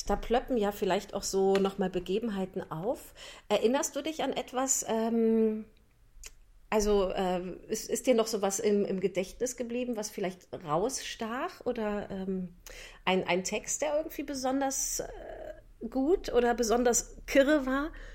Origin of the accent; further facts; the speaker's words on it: North Rhine-Westphalia, Germany; ich komme ja aus der, aus der Voreifel, ich bin ja Rheinländerin